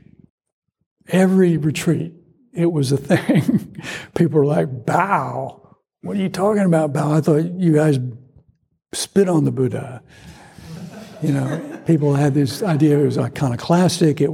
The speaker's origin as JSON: {"language": "English", "region": "Georgia", "country": "United States", "tie": "born or raised there", "said": "growing up in Georgia"}